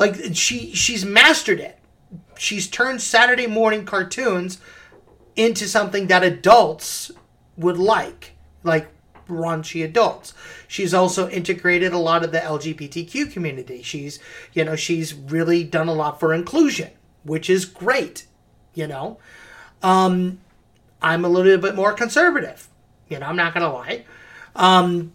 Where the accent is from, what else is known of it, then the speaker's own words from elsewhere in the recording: Midwest of the United States, United States; also born or lived in Davenport, Iowa / Los Angeles; I'm from the Midwest of the United States. You know, I'm in farm country.